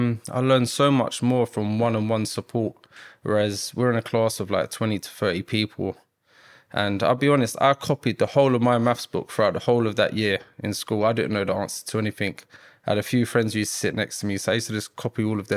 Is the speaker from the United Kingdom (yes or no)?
yes; Battersea, London, United Kingdom; Well, I grew up in Battersea, South London.